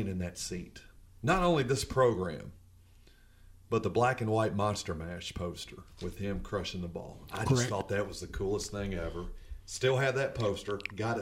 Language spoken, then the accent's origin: English; outside of Cincinnati, Ohio, United States; growing up outside of Cincinnati